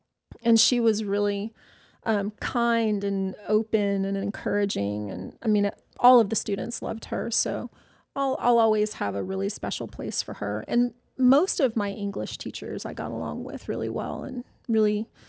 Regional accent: the South, United States; I think I grew up in the South. So I lived in every Southern state from New Mexico to the East Coast.

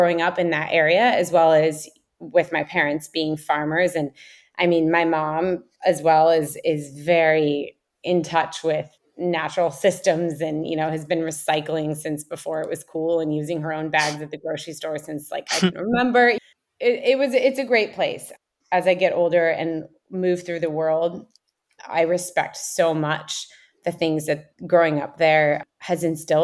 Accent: Mendocino County, California, United States; I grew up in Mendocino County in the middle of kind of nowhere on a mountaintop vineyard that my parents established in 1979.

